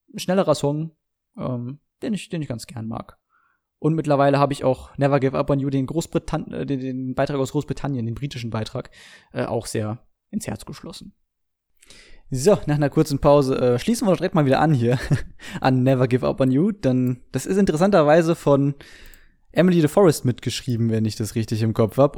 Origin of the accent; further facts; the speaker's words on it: Germany; bei uns in Deutschland